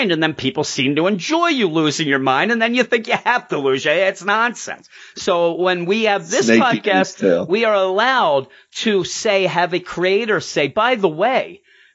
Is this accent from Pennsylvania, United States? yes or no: yes; Quakertown, Pennsylvania, United States; I didn't even grow up in Fresno. I grew up in Quakertown.